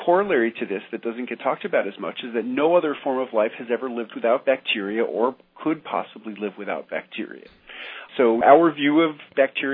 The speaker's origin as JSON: {"language": "English", "town": "New York City", "region": "New York", "country": "United States", "tie": "born or raised there", "also_born_or_lived": "rural Tennessee", "moved": "as an adult", "lives_now": "Tennessee, United States", "said": "I grew up in New York City"}